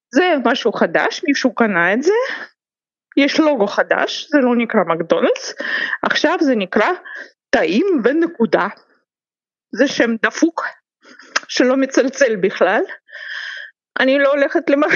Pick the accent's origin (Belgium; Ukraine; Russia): Russia; Saint Petersburg; moved away as an adult; also born or lived in Israel; אני פטרבורגית במקור, אני נולדתי פה, למדתי פה, גדלתי כאן